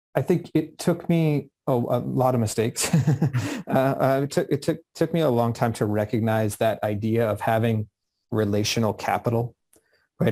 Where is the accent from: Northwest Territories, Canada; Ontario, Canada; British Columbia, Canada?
British Columbia, Canada; Vancouver; I grew up just outside of Vancouver where I am today in the Vancouver area.